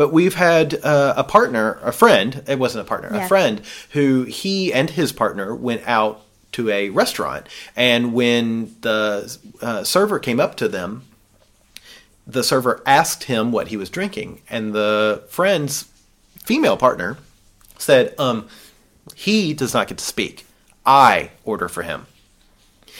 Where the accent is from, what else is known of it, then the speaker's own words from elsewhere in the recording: the South, United States; I grew up in the South